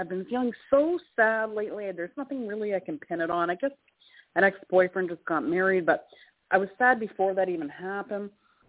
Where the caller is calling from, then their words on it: Canada; Hi, Toni. It's … calling from Canada.